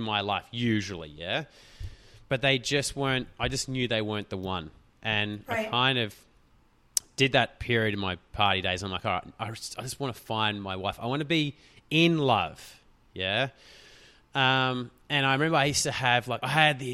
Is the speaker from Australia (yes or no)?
yes; Australia; We're from Australia